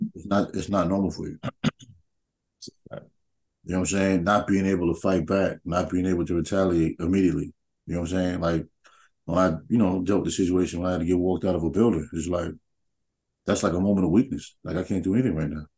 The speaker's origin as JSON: {"language": "English", "region": "New York", "country": "United States", "tie": "born or raised there", "moved": "yes", "said": "growing up in New York, like we had tournaments"}